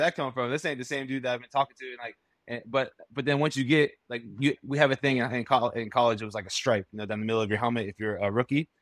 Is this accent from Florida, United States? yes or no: yes; Florida, United States; I grew up down in Florida